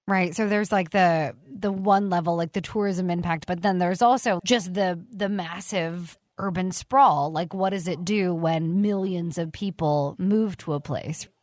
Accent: Arizona, United States; also born or lived in New York; I was from Arizona

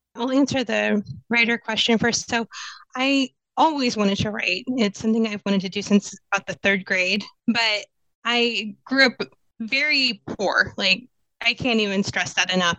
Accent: Kansas, United States; moved away as an adult; also born or lived in San Diego; now in Phoenix, United States; I am originally from Kansas and I moved out to the Valley in 2004.

